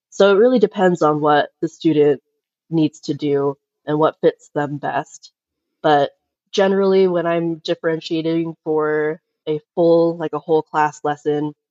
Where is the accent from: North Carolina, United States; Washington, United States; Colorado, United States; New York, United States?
New York, United States; New York City; born there; now in Utah, United States; I've moved around a ton. I was born in New York City, taught special ed for about seven years